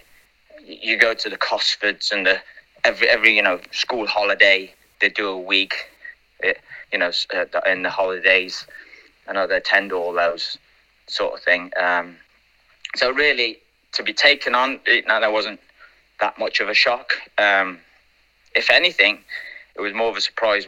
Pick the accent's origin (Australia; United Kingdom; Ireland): United Kingdom; Leamington Spa, West Midlands; I was from Leamington Spa